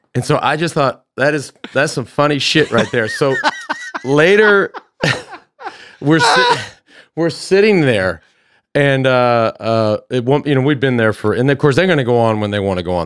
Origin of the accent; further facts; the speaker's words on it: Dallas, Texas, United States; now in Austin, United States; growing up in Dallas, growing up through two generations